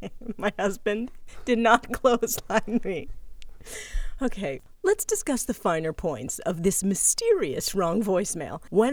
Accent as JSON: {"language": "English", "area": "Boston area", "region": "Massachusetts", "country": "United States", "tie": "born or raised there", "moved": "yes", "lives_now": "Los Angeles, United States", "said": "we live in Los Angeles now, but we grew up in the Boston area, and we both still have Boston numbers."}